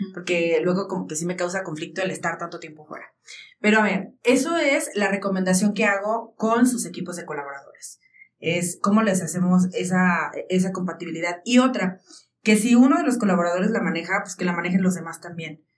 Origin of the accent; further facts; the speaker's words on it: Jalisco, Mexico; moved away as an adult; now in Aguascalientes, Mexico; yo cuando estaba a punto de salir de Jalisco, e irme a estudiar a Aguascalientes